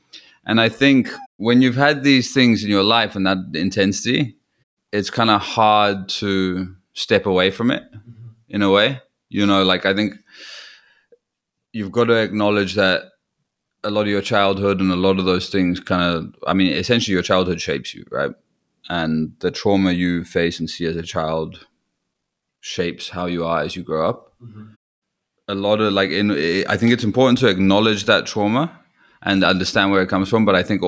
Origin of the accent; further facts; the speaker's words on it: Newquay, South West England, United Kingdom; there's like a festival in my hometown in Newquay